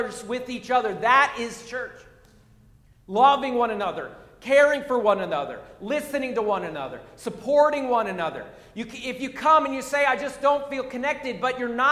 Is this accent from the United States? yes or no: yes; Pennsylvania, United States; moved away; I'm from Pennsylvania